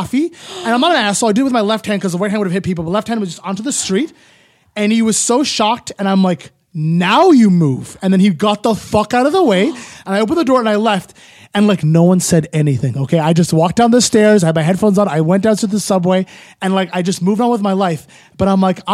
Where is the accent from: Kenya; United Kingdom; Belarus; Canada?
Canada; Ottawa, Ontario; now in Toronto, Canada; I'm from Ottawa in the burbs.